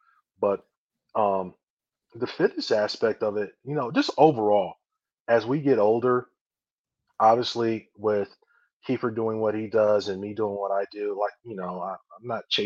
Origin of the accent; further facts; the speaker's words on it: Chicago, Illinois, United States; now in Michigan, United States; I'm from Chicago originally.